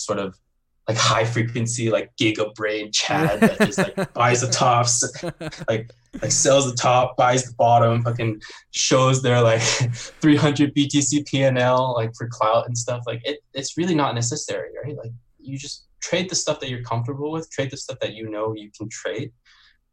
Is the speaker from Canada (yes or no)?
yes; Canada; also born or lived in Beijing, China; I was born in Beijing. I'm Chinese. I grew up in Canada